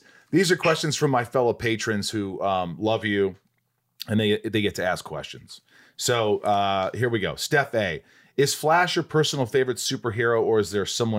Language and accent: English; Indiana, United States; I grew up in Indiana and went to college at Western Kentucky University.